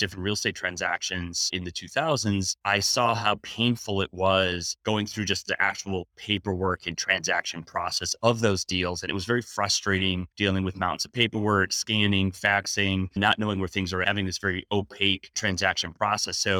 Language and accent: English; Wisconsin, United States; ever since the late 80s growing up in Wisconsin